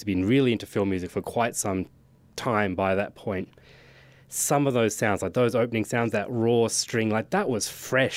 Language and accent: English; Australia; as an Australian